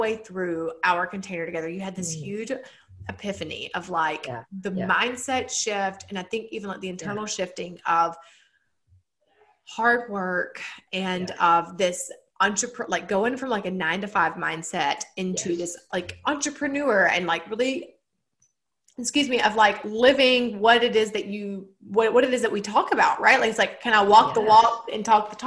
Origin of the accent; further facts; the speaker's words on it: Georgia, United States; accent: Southern; I live in Georgia and I do have a Southern accent.